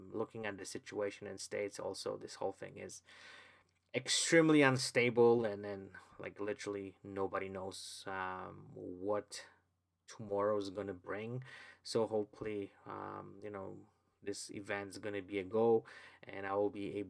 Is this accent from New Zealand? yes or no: no; Poland; English is a second language; moved away; English is not my, I would say, my original language. I was born in Poland. I've never went to any English schools